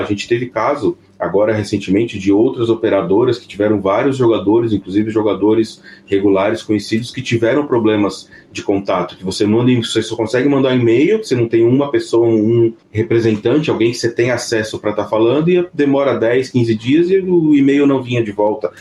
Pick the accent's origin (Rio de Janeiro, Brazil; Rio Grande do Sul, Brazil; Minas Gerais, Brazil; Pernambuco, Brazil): Minas Gerais, Brazil; Sete Lagoas; que sou de Sete Lagoas